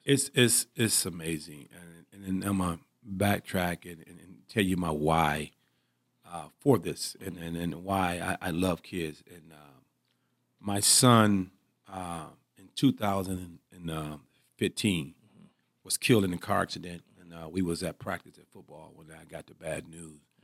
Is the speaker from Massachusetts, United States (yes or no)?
no; Pontiac, Michigan, United States; I'm from Pontiac, Michigan. I played at, uh, Pontiac Northern High School.